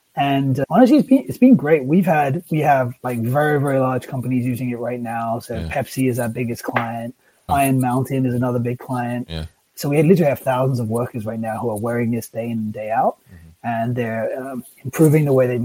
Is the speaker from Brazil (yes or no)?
no; England, United Kingdom; I grew up in England